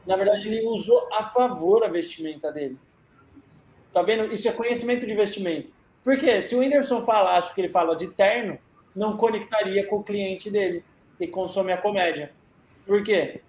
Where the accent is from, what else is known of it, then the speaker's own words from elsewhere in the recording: Brazil; a gente é brasileiro